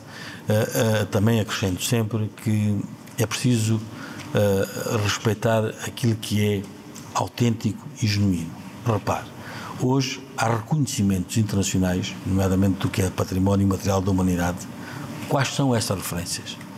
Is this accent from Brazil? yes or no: no; Ourique, Alentejo, Portugal; Câmara Municipal de Ourique, a minha terra, onde vivo e onde, onde nasci, onde cresci